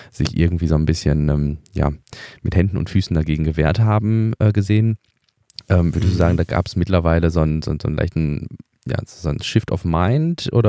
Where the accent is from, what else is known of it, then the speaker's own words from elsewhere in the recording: Eberswalde, Brandenburg, Germany; now in Grünheide, Germany; gebürtiger ja, genau. Eberswalde. Ja. Aber aus dem Land Brandenburg.